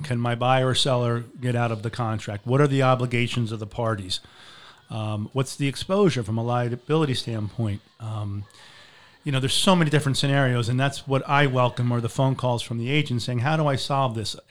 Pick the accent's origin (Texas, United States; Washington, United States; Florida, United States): Florida, United States; Marco Island; moved away as an adult; also born or lived in Boston; I grew up in Marco Island.